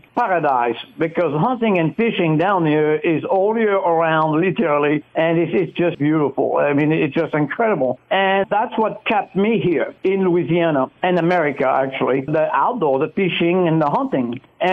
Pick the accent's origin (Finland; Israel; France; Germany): France; now in United States; I grew up cooking wild game, actually, in France